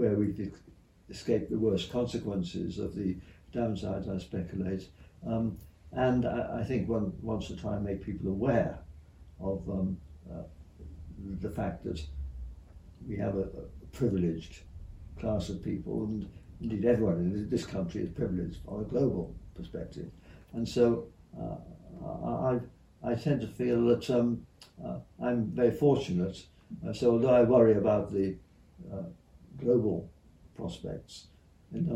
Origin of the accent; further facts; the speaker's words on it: Shropshire, West Midlands, United Kingdom; moved away as an adult; also born or lived in United States / Sussex; now in Cambridge, United Kingdom; I grew up in Shropshire